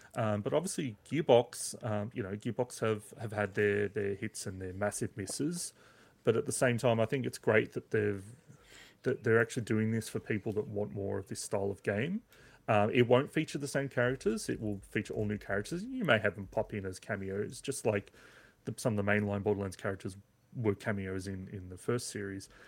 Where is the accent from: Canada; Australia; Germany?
Australia; as an Aussie